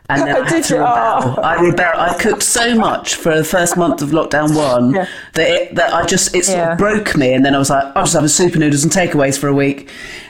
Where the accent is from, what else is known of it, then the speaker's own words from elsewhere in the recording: West Country, South West England, United Kingdom; We're both from the West Country on the southwest of England